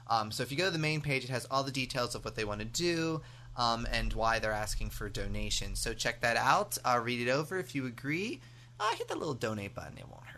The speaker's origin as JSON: {"language": "English", "country": "United States", "accent": "American", "said": "But to people overseas, I obviously sound American."}